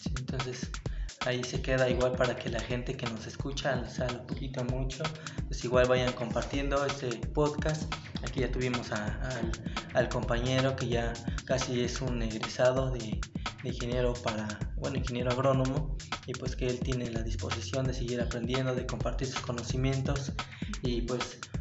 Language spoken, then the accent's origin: Spanish; Mexico; nos hace falta nosotros como mexicanos